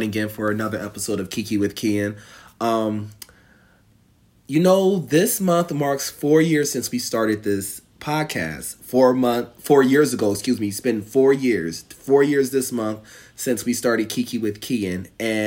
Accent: Northeast, United States; You would think I'm from the South, but I'm from the Northeast

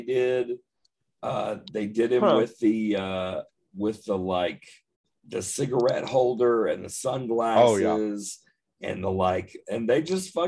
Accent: Odessa, Texas, United States; I grew up in Odessa, Texas

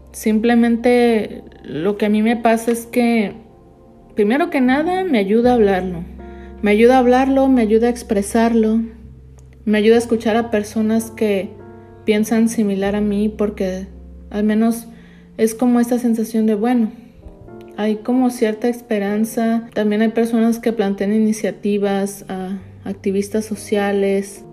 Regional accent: Mexico; now in United States; en México nos sentimos muy orgullosos.

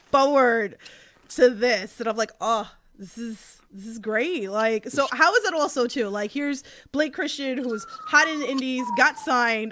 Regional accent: New York City, New York, United States; accent: thick Queens; my accent, like that thick Queens accent

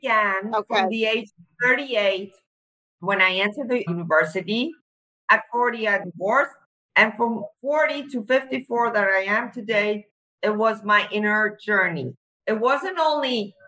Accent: Cyprus; I'm from Cyprus.

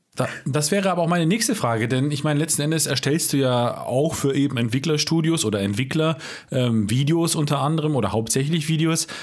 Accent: Baden-Württemberg, Germany; accent: Alemannic; Ich komme ja selber aus dem Badenländle, ja. Ich bin sogar Alemannisch

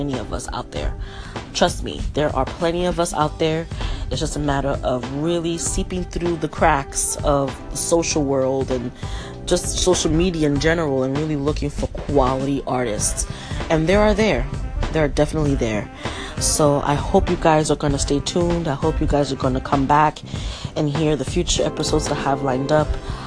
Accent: New York City, New York, United States; moved away; also born or lived in Florida; Born and raised in Brooklyn, New York. Well, I'll say partly raised, because I was also partly raised in Florida

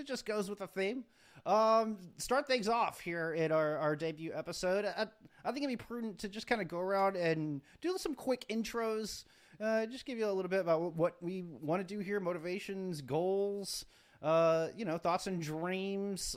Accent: Dallas, Texas, United States; born and raised in Dallas

